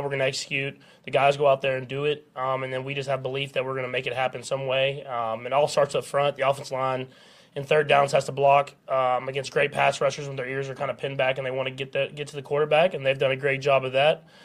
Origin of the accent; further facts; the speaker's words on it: Texas, United States; moved away as an adult; now in Kansas City, United States; I grew up in Texas